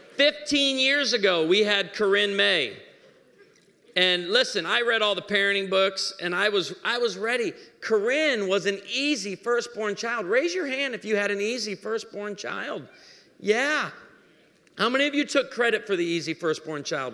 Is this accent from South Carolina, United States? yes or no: no; Missouri, United States; I'm from Missouri.